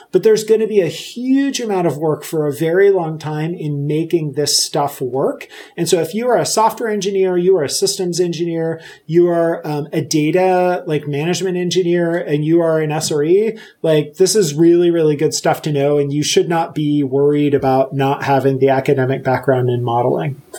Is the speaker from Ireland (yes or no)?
no; Puerto Rico; now in Pennsylvania, United States; I live in Pennsylvania. Uh, so I grew up in Puerto Rico